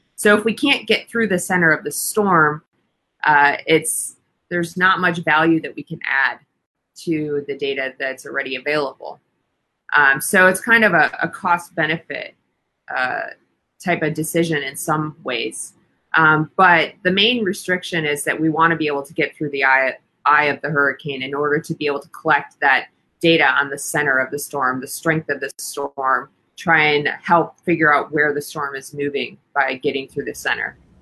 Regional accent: Wisconsin, United States; I grew up in Wisconsin, and we had a lot of severe weather

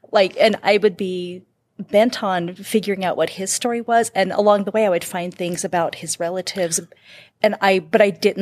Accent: Eastern Washington, United States; I'm from Eastern Washington

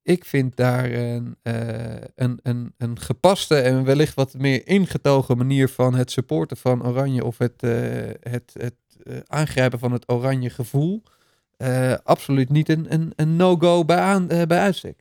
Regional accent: Netherlands; zijn we toch als Nederlanders toch ook maar weer Nederlanders.

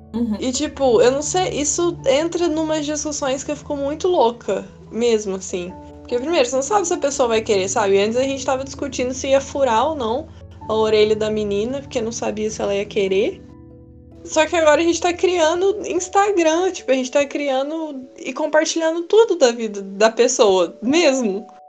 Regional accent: Minas Gerais, Brazil; also born or lived in Sorocaba, São Paulo; quando a gente voltou a morar em Minas

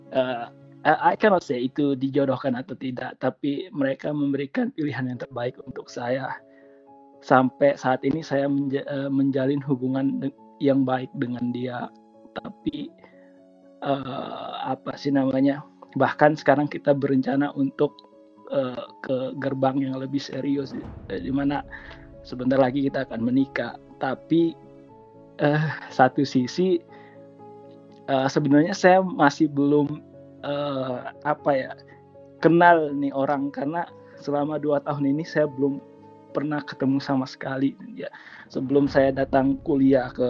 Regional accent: Indonesia; karena saya berasal dari Indonesia families come first

